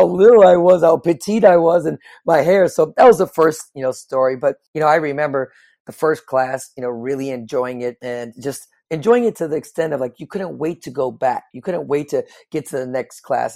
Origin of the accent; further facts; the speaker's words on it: Chicago, Illinois, United States; just like any kid growing up in the Midwest, I'm from the Chicagoland area